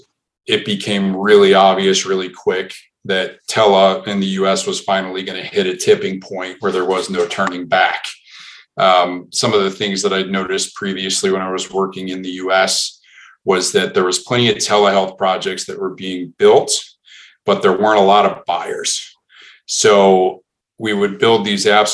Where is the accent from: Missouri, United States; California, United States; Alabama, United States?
Missouri, United States; St. Louis; moved away as an adult; also born or lived in West Coast; born and bred in St. Louis, Missouri. Spent 18 years there and then moved south